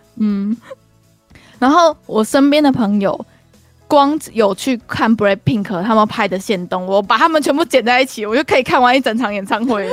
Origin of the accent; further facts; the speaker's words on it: Kaohsiung, Taiwan; 我们高雄人